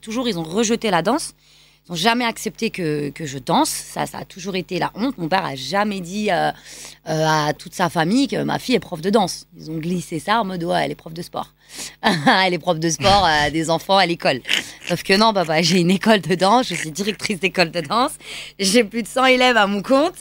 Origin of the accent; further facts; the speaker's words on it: Lyon, Auvergne-Rhône-Alpes, France; also born or lived in Pakistan; je suis franco-pakistanaise, mhm. donc euh, et je grandis à Lyon